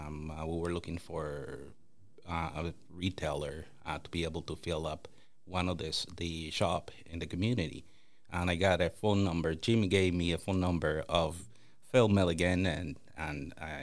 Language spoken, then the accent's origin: English; Toronto, Ontario, Canada; Now, keep in mind, growing up in Toronto, that usually doesn't happen.